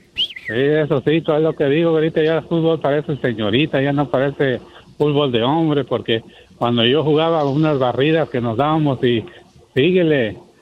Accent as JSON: {"language": "Spanish", "region": "Jalisco", "country": "Mexico", "said": "soy de Jalisco"}